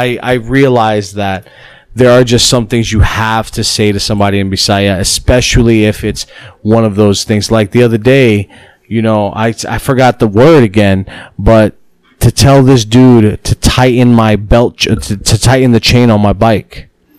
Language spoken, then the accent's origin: English; United States; moved away as an adult; now in Philippines; I was raised in America and I had to learn the language from an older perspective.